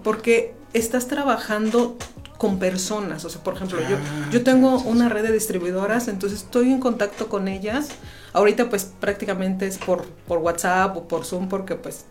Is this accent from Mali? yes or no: no; Querétaro, Mexico; also born or lived in Guanajuato; aunque mi acta de nacimiento es de, de Guanajuato, siempre, desde que nací he vivido aquí en Querétaro y toda mi familia es queretana